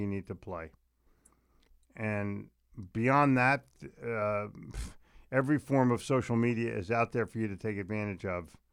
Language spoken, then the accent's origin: English; Philadelphia, Pennsylvania, United States; moved away; I grew up in Philly